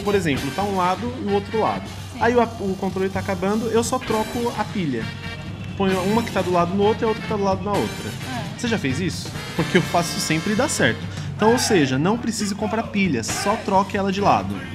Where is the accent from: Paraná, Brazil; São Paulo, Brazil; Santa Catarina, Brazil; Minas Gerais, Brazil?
São Paulo, Brazil; Ferraz de Vasconcelos; sou paulista, morador da cidade de Ferraz paulista. de Vasconcelos